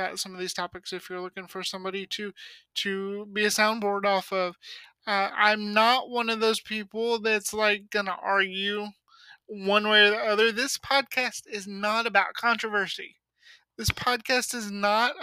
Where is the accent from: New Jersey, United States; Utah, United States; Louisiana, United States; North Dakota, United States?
Louisiana, United States; I was born in Louisiana